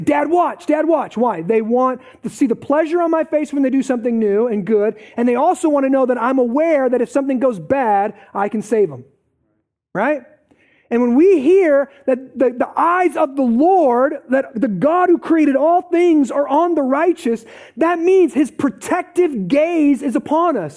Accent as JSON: {"language": "English", "town": "Eldridge", "region": "Iowa", "country": "United States", "tie": "born or raised there", "said": "I grew up in Parkview, okay? So I'm kind of out of the Quad Cities, let's just say that, right? Grew up in Parkview, Eldridge, went to North Scott"}